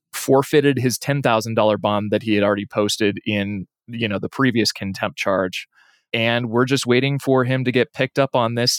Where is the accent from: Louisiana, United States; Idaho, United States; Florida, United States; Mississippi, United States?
Idaho, United States; Lewiston; moved away; I'm from Lewiston originally and still have friends in Moscow